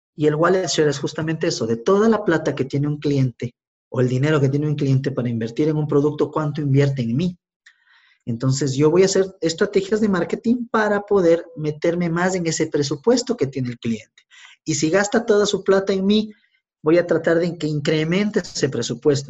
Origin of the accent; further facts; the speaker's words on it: Quito, Pichincha, Ecuador; soy un ecuatoriano de 40 años, eh, quiteño